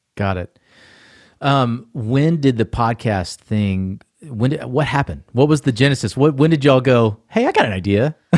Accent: Atlanta, Georgia, United States; also born or lived in Asheville, North Carolina; I was born and raised in Atlanta

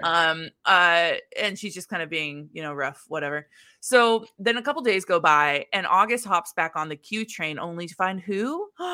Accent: Midwest, United States; moved away as an adult; also born or lived in New York; as a Midwesterner in New York

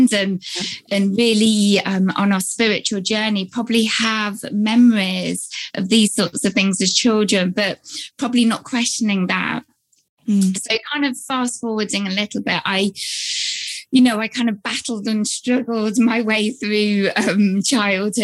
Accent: United Kingdom; I'm here based in the UK, as you can probably tell from my accent.

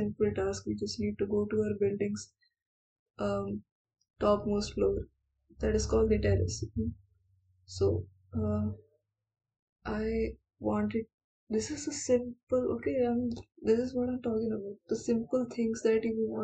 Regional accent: India; I'm Indian

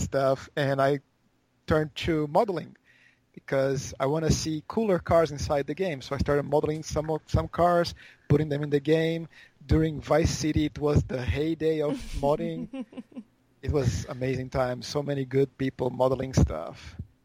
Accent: Brazil; now in Osaka, Japan; I'm from Brazil.

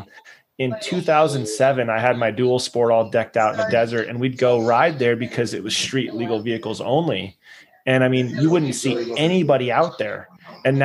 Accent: San Diego, California, United States; now in Chattanooga, United States; where I grew up in California in San Diego.

